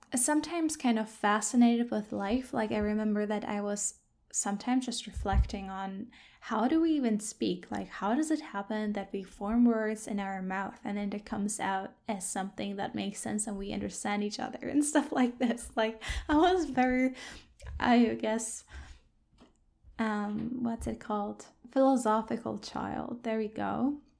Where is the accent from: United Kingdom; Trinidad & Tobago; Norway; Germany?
Germany; moved away as an adult; now in Victoria, Canada; I grew up in Germany